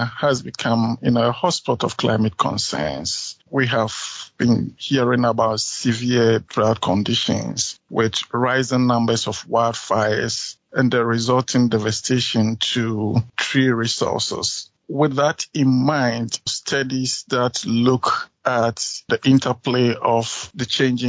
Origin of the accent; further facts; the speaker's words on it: Ghana; moved away as an adult; now in South Dakota, United States; I am originally from Ghana.